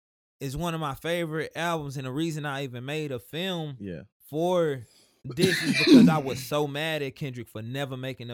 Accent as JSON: {"language": "English", "town": "Houston", "region": "Texas", "country": "United States", "said": "I'm from Houston, bro. Houston, Texas."}